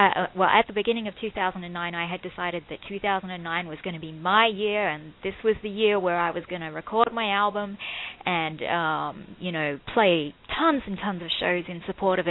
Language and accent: English; Australia; accent: Australian; moved away; I was born and raised in Australia.